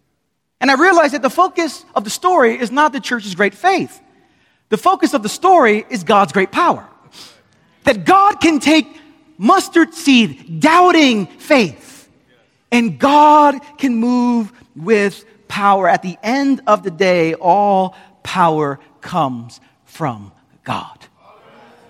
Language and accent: English; New York City, New York, United States; now in Queens, New York, United States; I'm from Brooklyn.